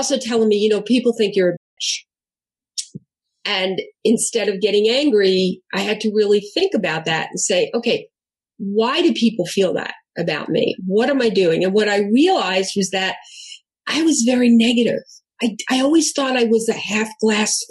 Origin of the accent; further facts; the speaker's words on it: New York, United States; also born or lived in Southern New Jersey / Ann Arbor, Michigan; now in California, United States; I'm from New York. I'm Italian.